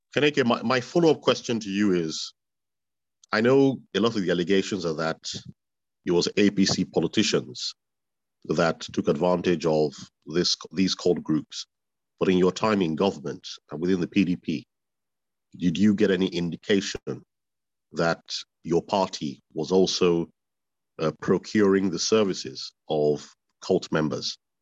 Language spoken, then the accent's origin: English; Benin City, Edo, Nigeria; I'm actually from Edo South, from Benin City to be precise